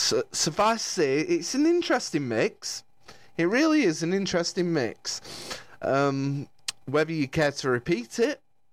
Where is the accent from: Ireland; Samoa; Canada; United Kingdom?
United Kingdom; Lancashire, North West England; I don't know why I've gone all American here, as I'm from Lancashire.